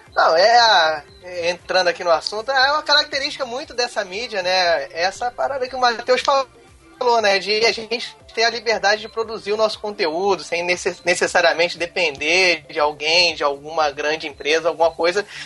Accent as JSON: {"language": "Portuguese", "region": "Rio de Janeiro", "country": "Brazil", "accent": "chiado", "said": "Eu sou carioca"}